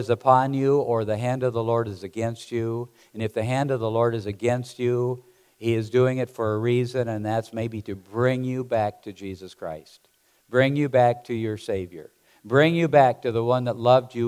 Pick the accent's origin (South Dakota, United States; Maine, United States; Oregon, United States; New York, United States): South Dakota, United States; moved away; Growing up in South Dakota, we had chickens and with cattle and all the rest of the stuff